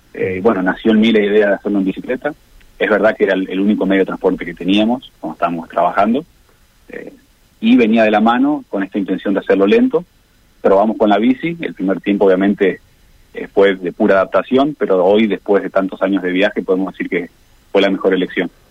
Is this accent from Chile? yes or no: no; Argentina